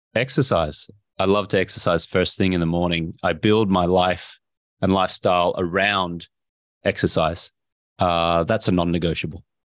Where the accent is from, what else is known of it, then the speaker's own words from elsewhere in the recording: Brisbane, Queensland, Australia; moved away as an adult; also born or lived in Austin, Texas; I grew up in Brisbane, Australia